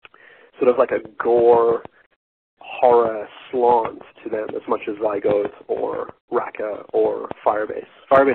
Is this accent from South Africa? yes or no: yes; South Africa; That the only film that has any relevance really to South Africa is specifically District 9, which was very much an allegory for apartheid that I lived through as a teenager.